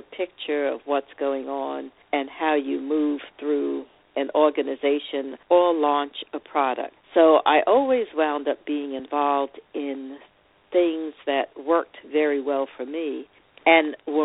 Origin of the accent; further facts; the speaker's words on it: New York City, New York, United States; also born or lived in Long Island; my journey started as a young girl growing up in New York City, or Brooklyn specifically, and Long Island.